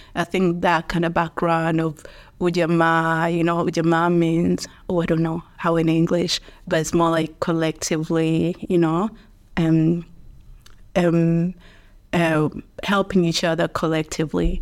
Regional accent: Dar es Salaam, Tanzania; moved away as an adult; now in Dublin, Ireland; I grew up in Dar es Salaam

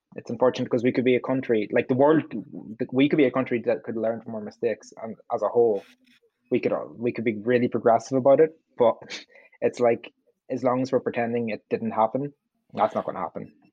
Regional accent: Donegal, Ulster, Ireland; I'm from Donegal

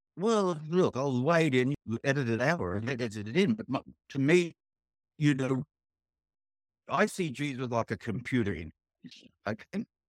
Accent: Sydney, New South Wales, Australia; I grew up on the North Shore of Sydney.

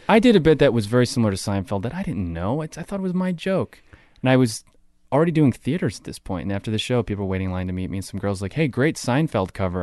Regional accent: Toms River, New Jersey, United States; Tom's River, New Jersey, next to Seaside Heights.

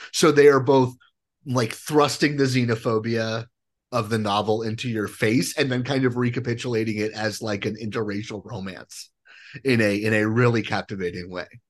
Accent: Colorado, United States; I am from Colorado

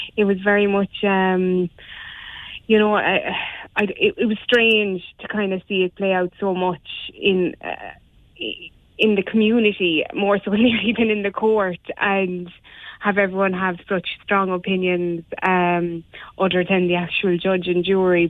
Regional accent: Ireland

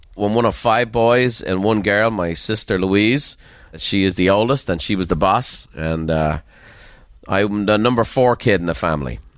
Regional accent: Dublin, Leinster, Ireland; accent: faint Dublin; moved away; the faint lilt of a Dublin accent. I grew up in Dublin

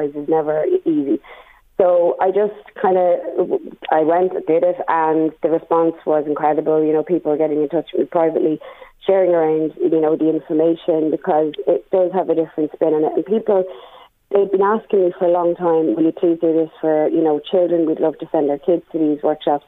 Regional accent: Drogheda, Leinster, Ireland; I'm from Drogheda

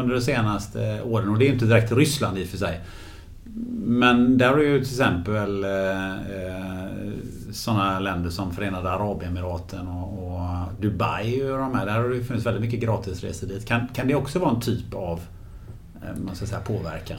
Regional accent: Gothenburg, Västra Götaland, Sweden; den stan där jag kommer från, från Göteborg

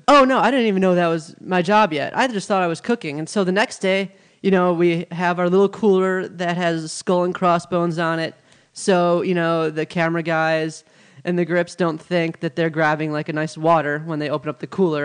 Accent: Milwaukee, Wisconsin, United States; moved away as an adult; now in Los Angeles, United States; I'm from Milwaukee, Wisconsin, home of the Packers

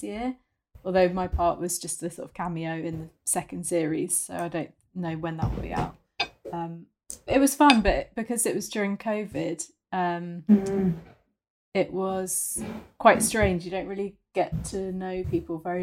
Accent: London, United Kingdom; also born or lived in Oxford; I'm from London. Very boring. I went to school in Oxford

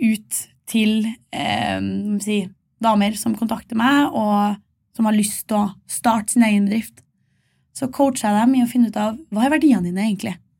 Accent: Malvik, Trøndelag, Norway; fra Malvik utenfor Trondheim

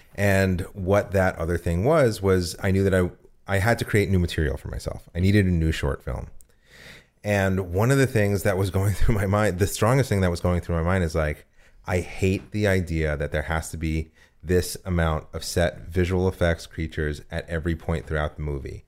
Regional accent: United States; also born or lived in New Jersey; I'm from New York and New Jersey.

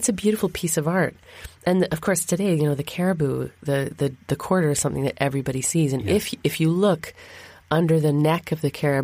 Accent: Thunder Bay, Ontario, Canada; I grew up in Thunder Bay

